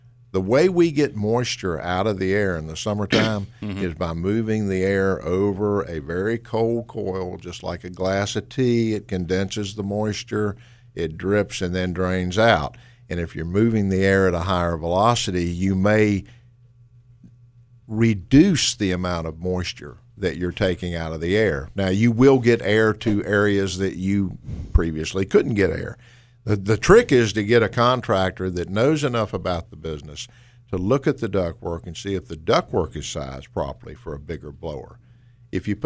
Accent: Winston-Salem, North Carolina, United States; I grew up in Winston-Salem. I'm one of the few North Carolinian natives you've probably ever met.

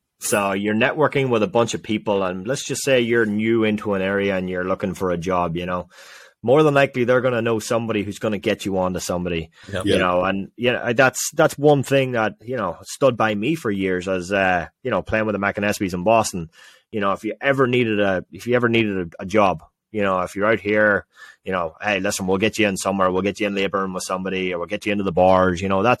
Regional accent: Ireland; especially as Irish people. You know, we're always looking for that, you know.

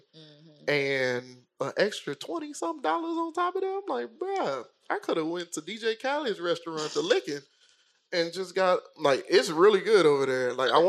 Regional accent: Mississippi, United States; moved away; I'm from Mississippi.

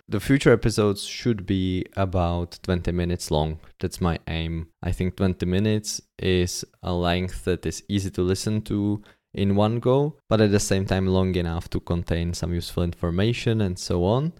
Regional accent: Czechia; English is a second language; Most of my teaching was done in my hometown, not in Prague

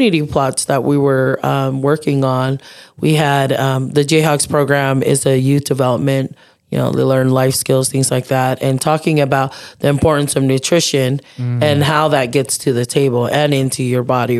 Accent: United States; I was born here in the States

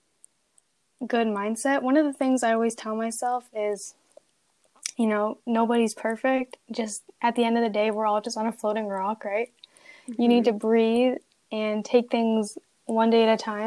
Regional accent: Canada; I am a student from Canada

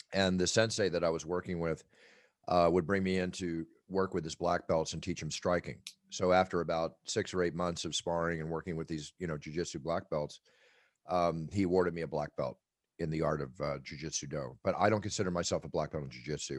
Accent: Philadelphia, Pennsylvania, United States; moved away; also born or lived in Malibu, California; where we grew up in Philadelphia

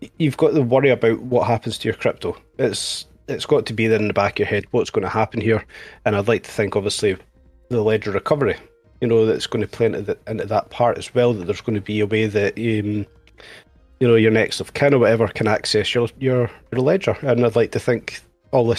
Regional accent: Scotland, United Kingdom; I am Scottish

